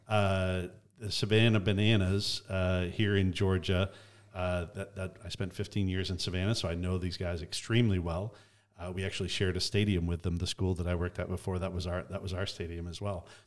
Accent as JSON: {"language": "English", "country": "Canada", "tie": "born or raised there", "said": "I grew up in Canada"}